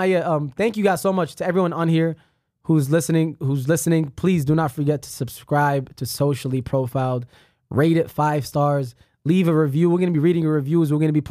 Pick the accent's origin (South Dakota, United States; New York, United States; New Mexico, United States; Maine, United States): New York, United States; I was raised in New York.